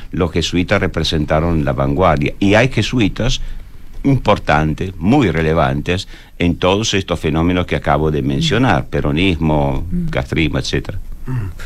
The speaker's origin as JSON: {"language": "Spanish", "country": "Italy", "said": "yo como italiano"}